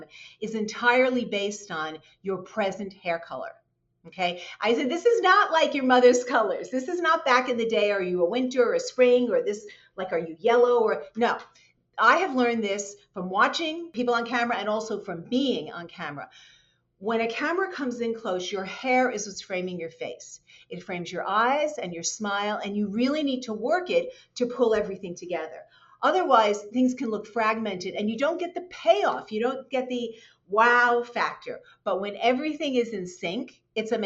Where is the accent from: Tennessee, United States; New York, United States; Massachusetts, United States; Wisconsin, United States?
New York, United States; New York City; I grew up in New York City.